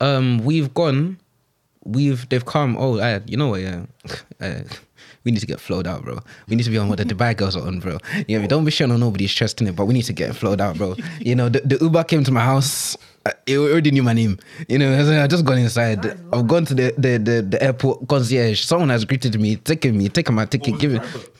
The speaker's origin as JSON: {"language": "English", "country": "Cameroon", "said": "No, I'm from Cameroon. No, I'm Anglophone. I can't speak a lick of French. I can speak pidgin, though."}